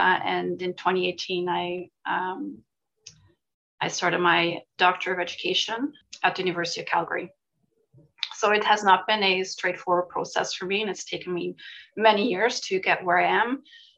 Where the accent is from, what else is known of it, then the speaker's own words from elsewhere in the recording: Switzerland; which is very different from where I grew up in Switzerland.